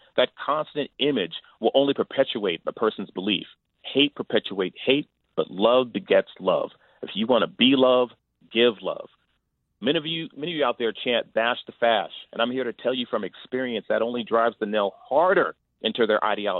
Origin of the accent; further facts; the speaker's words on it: Greenville, Mississippi, United States; And I told you, I grew up in Greenville, Mississippi, surrounded by Confederate imagery.